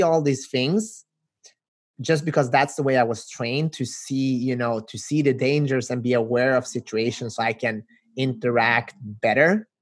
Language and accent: English; Sweden; also born or lived in North Macedonia; now in Los Angeles, United States; I grew up in Sweden, but as you can see, I'm originally